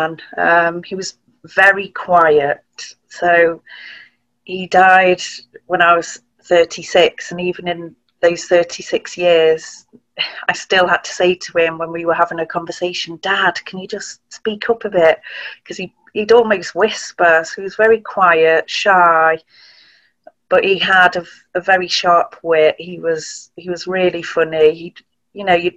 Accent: Tarporley, North West England, United Kingdom; So we grew up in Cheshire in a village called Tarpley

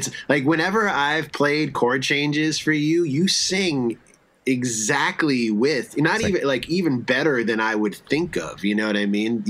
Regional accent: East Coast, United States; I grew up on the East Coast.

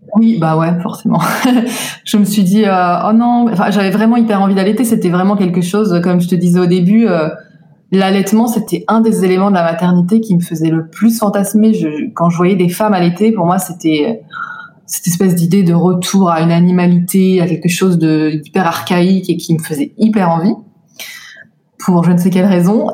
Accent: France; moved away as an adult; now in Tel Aviv, Israel; J'ai grandi en France jusqu'à mes 26 ans

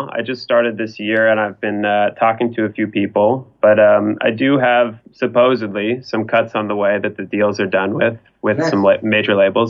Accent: Los Angeles, California, United States; I was born here in Sherman Oaks, which is where I'm living at currently. You know, I've moved around the valley and stuff, but really haven't gone much out of LA.

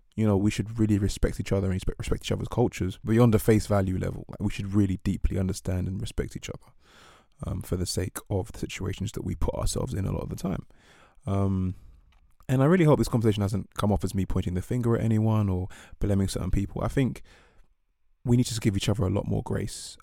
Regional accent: England, United Kingdom; where I grew up, which is the U K

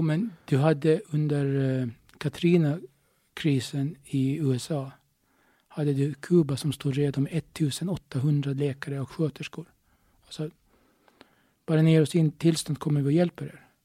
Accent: Åland Islands; jag är ålänning

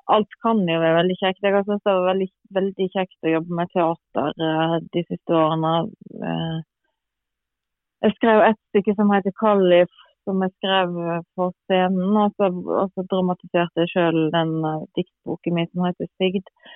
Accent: Granvin, Vestland, Norway; now in Bærum, Norway; regner meg jo absolutt som gravenser

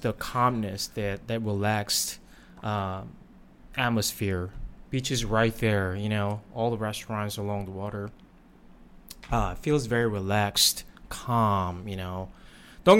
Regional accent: South Korea; now in Ao Nang, Thailand; I grew up in Korea

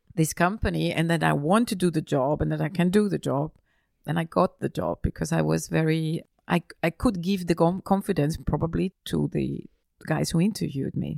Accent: Feldkirch, Vorarlberg, Austria; moved away as an adult; also born or lived in Vienna / Milan / London; I was, uh, raised and born in, in Austria, uh, just on the border to Switzerland

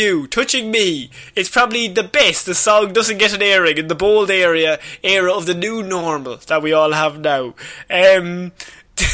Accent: Liverpool, North West England, United Kingdom; I'm from Liverpool, but please.

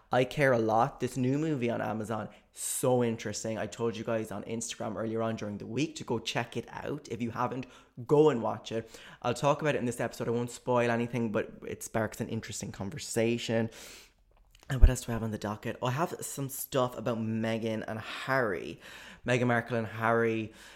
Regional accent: Ireland; as an Irish person

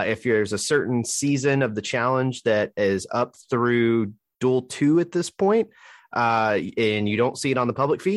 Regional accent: Alabama, United States; I'm from Alabama and mispronounce everything

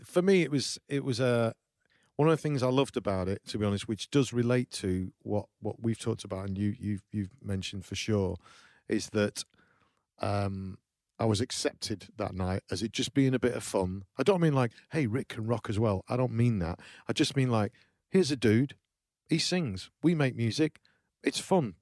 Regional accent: small town in the north of England, United Kingdom; I'm from New, Llywelose, which is a small, small town in the, in the north of England

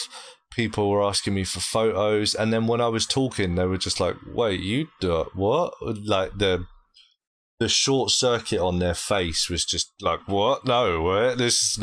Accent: United Kingdom; accent: British; I'm from Britain

